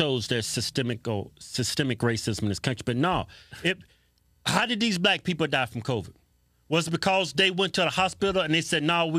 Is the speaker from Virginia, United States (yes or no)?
yes; Martinsville, Virginia, United States; We grew up in Martinsville, Virginia. See, that's why we grew up poor for the most part.